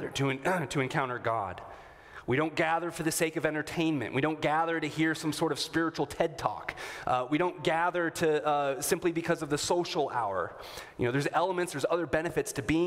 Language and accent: English; Minnesota, United States; a good Minnesotan